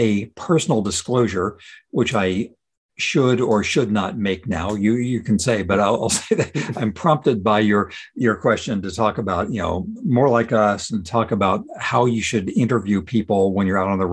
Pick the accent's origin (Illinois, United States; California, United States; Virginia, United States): California, United States; Ozark; I grew up in Ozark, California